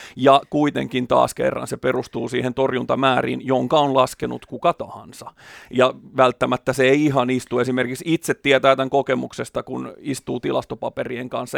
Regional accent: Porvoo, Uusimaa, Finland; eri seuroissa kotikonnuilla Porvoossa

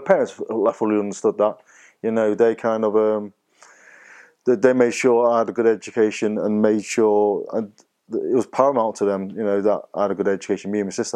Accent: Marple, North West England, United Kingdom; also born or lived in Wythenshawe / Altrincham; then we moved to Marple near Stockport

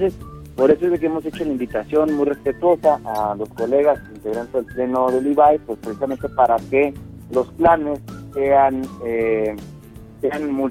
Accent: Mexico; todos somos mexicanas y mexicanos

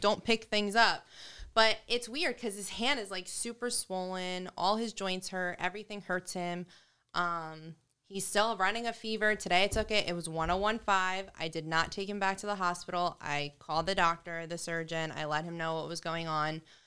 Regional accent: New York, United States; now in New Jersey, United States; From New York

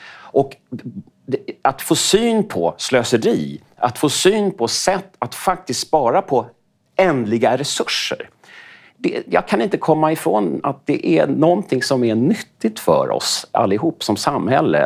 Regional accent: Sweden; som svensk

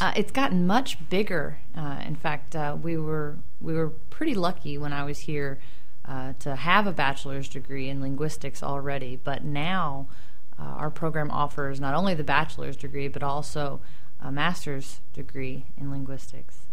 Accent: Louisville, Kentucky, United States; I'm actually a Kentuckian, born and raised. Right. I uh, grew up in Louisville, that other city

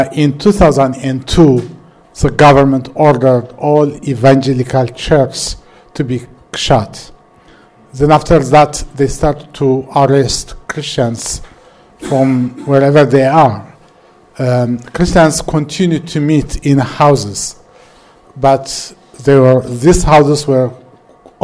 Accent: Eritrea; I am from Eritrea

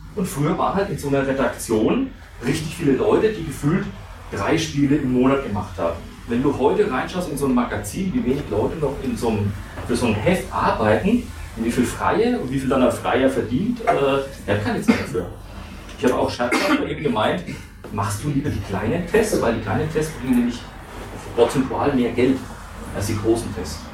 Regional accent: Franconia, Bavaria, Germany; accent: Franconian; weil ich bin ein Franke, man hört das kaum

